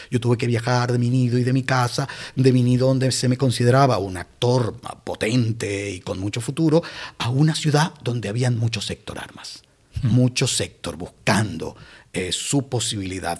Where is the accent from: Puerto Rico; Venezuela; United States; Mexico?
Venezuela; Barquisimeto, Lara; moved away as an adult; also born or lived in Canary Islands; now in Guía de Isora, Spain; volví a, Barquisimeto, que es mi ciudad natal